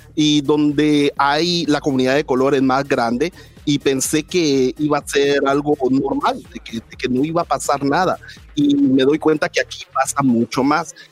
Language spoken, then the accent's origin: Spanish; Guatemala; now in United States; soy guatemalteco